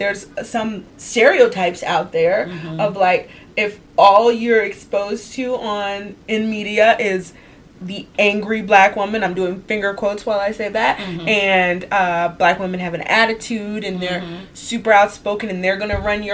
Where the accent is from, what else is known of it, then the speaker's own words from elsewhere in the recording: the South, United States; now in Philadelphia, United States; growing up in the South